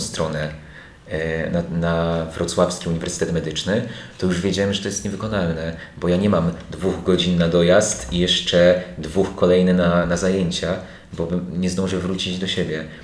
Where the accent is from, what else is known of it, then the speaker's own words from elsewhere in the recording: Lubaczów, Subcarpathian Voivodeship, Poland; moved away; also born or lived in Warsaw; z małego miasteczka, bo, bo pochodzę z Lubaczowa, nie jestem z, e, wielkiej metropolii